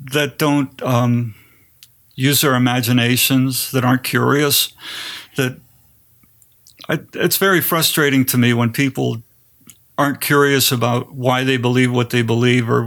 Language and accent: English; Pennsylvania, United States; also born or lived in Greensburg / Greensboro / Kutztown / Wilkes-Barre; I grew up in Greensburg, Pennsylvania, Greensboro, North Carolina, Kutztown, Pennsylvania, and Wilkes-Barre, Pennsylvania.